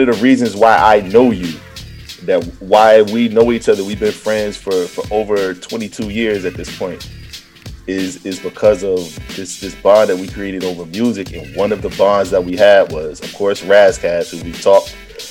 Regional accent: Virginia, United States; I'm from Virginia

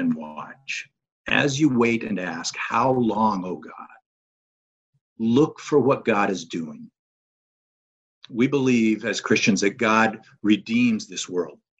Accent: North Georgia, United States; I'm from North Georgia area, live in the Canton area, which is north of Atlanta

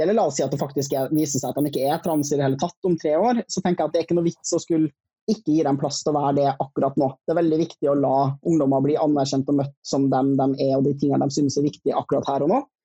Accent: Trøndelag, Norway; accent: Trøndersk; jeg er trønder

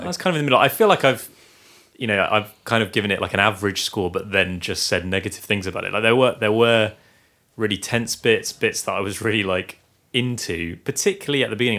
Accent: Guernsey; we are from Guernsey, live in Guernsey

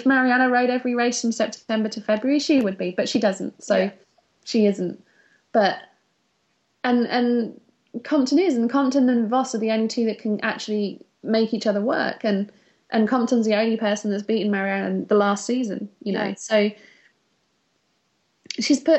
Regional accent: United Kingdom; we're British.

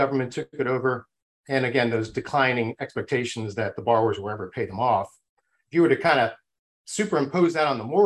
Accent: Nimrod, Minnesota, United States; I'm actually from Nimrod, Minnesota

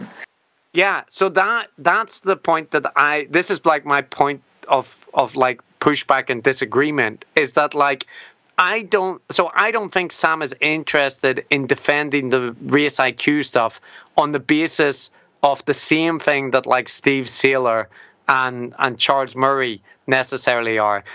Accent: Northern Ireland, United Kingdom; as a Northern Irish person with a beard

